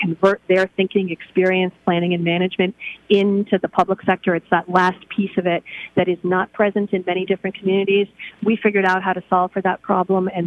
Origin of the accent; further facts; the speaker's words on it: New York City, New York, United States; moved away as an adult; now in Pittsburgh, United States; I grew up in New York City